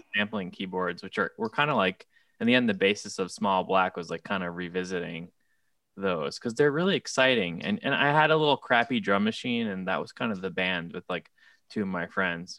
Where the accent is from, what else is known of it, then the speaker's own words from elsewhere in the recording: South Shore of Nassau County, Long Island, New York, United States; moved away as an adult; now in Brooklyn, United States; the South Shore of Nassau County in Long Island